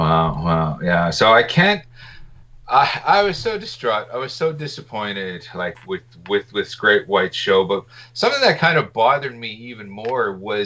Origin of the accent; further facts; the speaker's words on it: Canada; I think you undercharged me because I'm Canadian.